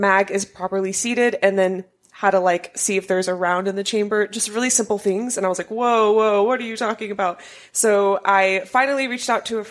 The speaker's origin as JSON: {"language": "English", "region": "Arkansas", "country": "United States", "said": "So I am originally from Arkansas."}